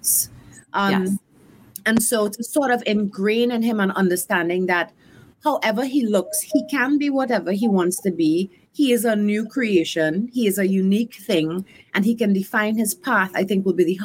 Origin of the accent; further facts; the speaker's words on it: Trinidad & Tobago; moved away as an adult; now in College Park, Maryland, United States; I am coming from the Caribbean